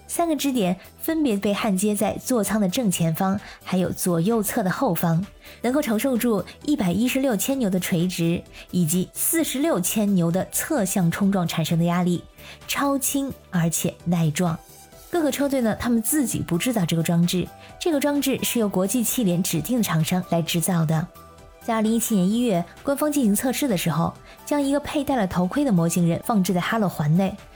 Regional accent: China; 按照我们中国人的老话，那可是必有后福。

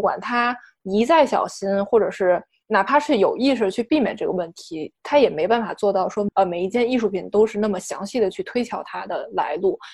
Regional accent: China; 包括我们中国人

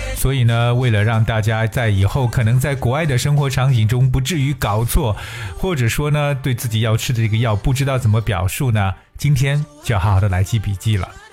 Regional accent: China; 在我们中国人的眼中呢

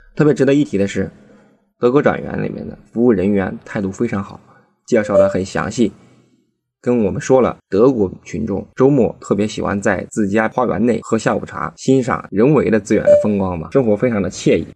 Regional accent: Anhui, China; 作为一个安徽人

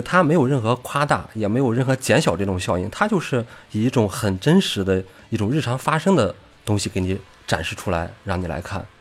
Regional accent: Ordos area, Inner Mongolia, China; 我作为在那个地区长大的一个人

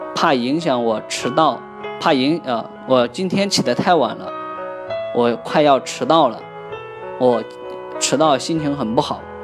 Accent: China; 我们中国人就是太多了，十三亿人啊

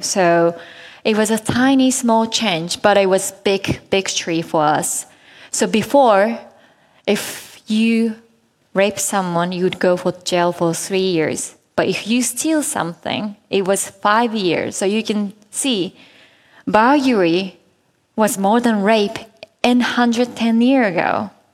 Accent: Japan; in Japan, my home country

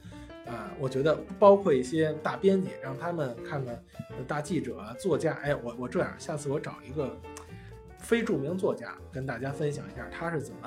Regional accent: Beijing, China; 有一句话啊，我们北京人有句话叫“刺猬还说自个儿孩子光溜呢”。

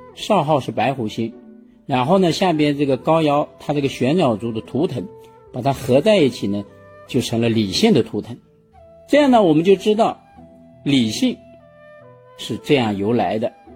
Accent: China; 我们中国人

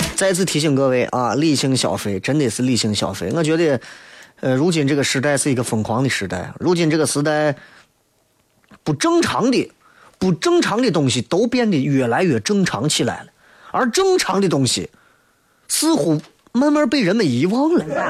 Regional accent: Xi'an, Shaanxi, China; accent: Xi'an dialect; 我出去干啥，我就说说西安话

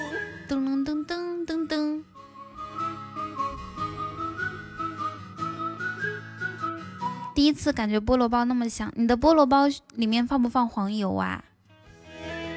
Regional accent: Ethiopia; 其实我我在国外读书的时候，像我们埃塞俄比亚那边，我们就经常这样吃哦。

